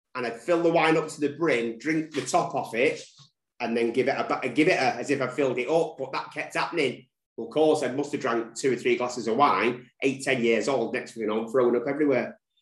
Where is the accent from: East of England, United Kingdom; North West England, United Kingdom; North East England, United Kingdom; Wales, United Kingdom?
North West England, United Kingdom; Manchester; That's where I'm from. Um, uh, born and raised in Manchester. Never left Manchester